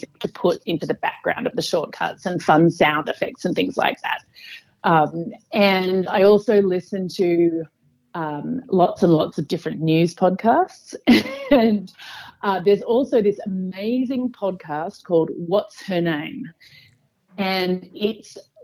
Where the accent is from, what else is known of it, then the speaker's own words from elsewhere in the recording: Perth, Western Australia, Australia; moved away as an adult; also born or lived in Germany / New York City / San Francisco; I'm from Perth.